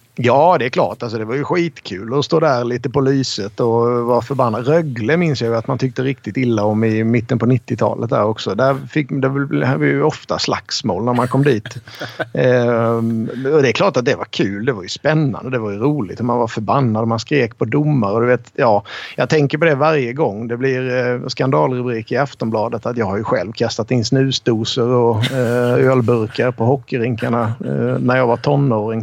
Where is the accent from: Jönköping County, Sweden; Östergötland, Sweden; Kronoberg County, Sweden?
Jönköping County, Sweden; Rydaholm; now in Stockholm, Sweden; Jag spelade eh, U16 och J20 hemma i Rydaholm